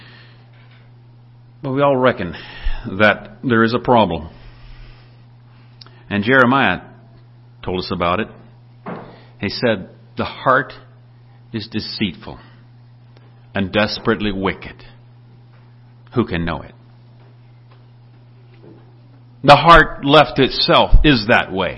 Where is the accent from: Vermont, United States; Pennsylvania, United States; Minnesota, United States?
Minnesota, United States; I'm from Minnesota